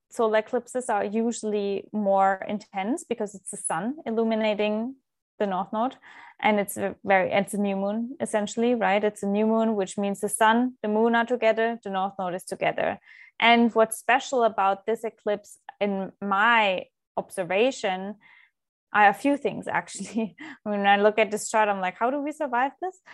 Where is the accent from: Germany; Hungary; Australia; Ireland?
Germany; moved away; I was, uh, born and raised in Germany